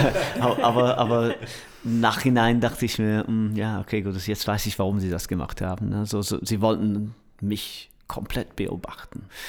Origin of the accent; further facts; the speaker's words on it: Manchester, North West England, United Kingdom; German is a second language; now in Berlin, Germany; ich komme aus Manchester